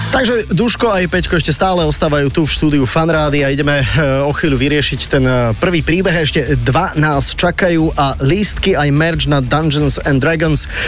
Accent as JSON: {"language": "Slovak", "town": "Bardejov", "region": "Prešov Region", "country": "Slovakia", "said": "Ja som z Bardejova"}